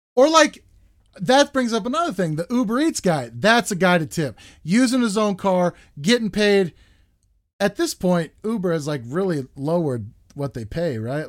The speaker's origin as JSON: {"language": "English", "country": "United States", "said": "We as Americans"}